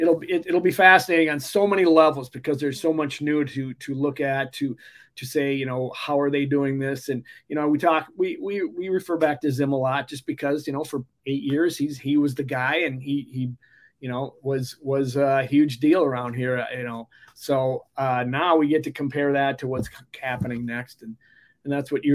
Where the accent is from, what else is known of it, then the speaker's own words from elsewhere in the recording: Mankato, Minnesota, United States; I grew up in Mankato